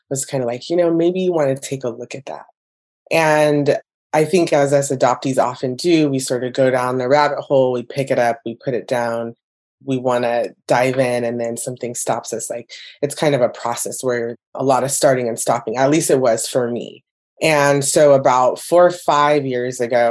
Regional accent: Orange County, California, United States; also born or lived in Hawaiian Gardens, California / Brea, California; I grew up in Orange County

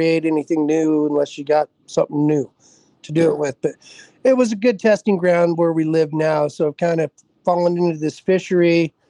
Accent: Idaho Falls, Idaho, United States; moved away as an adult; now in Pocatello, United States; I grew up in Idaho Falls, which is basically just downstream of the confluence of the Henry's Fork and the South Fork of the Snake in Idaho Falls. And I lived there and started fishing

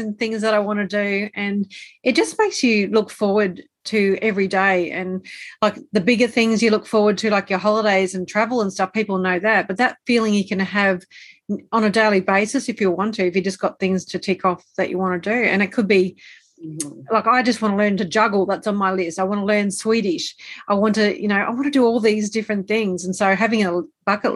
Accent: Australia; also born or lived in Brisbane, Australia; I'm Australian. I live in Australia, so you can probably tell by the accent.

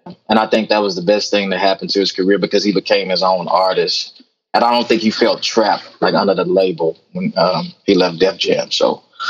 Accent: Texas, United States; I'm from Texas, man, and that's what we live by down here, man.

